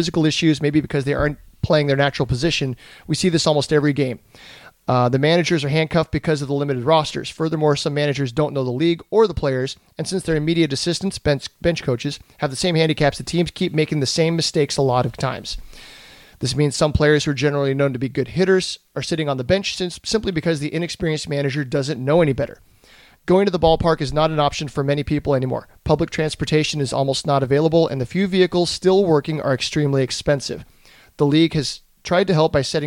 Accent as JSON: {"language": "English", "town": "San Diego", "region": "California", "country": "United States", "tie": "born or raised there", "said": "I grew up here in San Diego"}